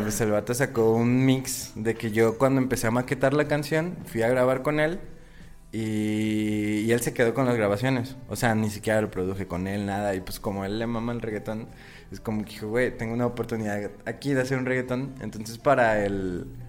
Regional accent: Michoacán, Mexico; also born or lived in Guadalajara; soy nacido en Guadalajara, pero toda mi vida he vivido en Michoacán

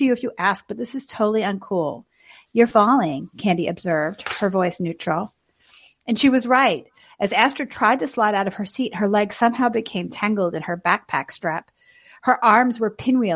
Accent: New York City, New York, United States; my hometown, Queens.

